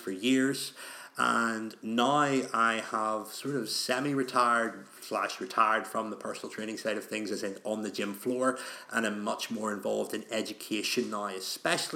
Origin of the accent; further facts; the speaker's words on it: Belfast, Northern Ireland, United Kingdom; in Northern Ireland, where I'm from Belfast